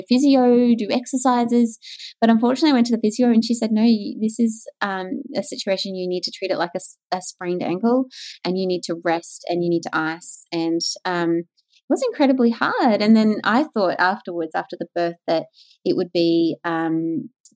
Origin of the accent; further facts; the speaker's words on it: Queensland, Australia; moved away as an adult; also born or lived in Melbourne; I grew up in Queensland